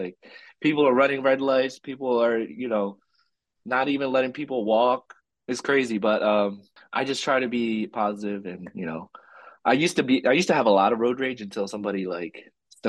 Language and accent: English; Philippines; I'm like the least Filipino person you could probably think of, but I'm very proud of being Filipino.